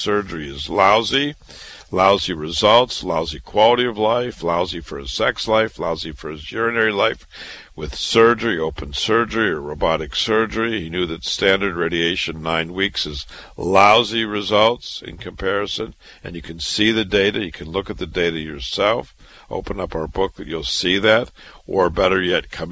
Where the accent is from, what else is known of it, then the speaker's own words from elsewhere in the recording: Iowa, United States; now in New York City, United States; I was born and raised in Iowa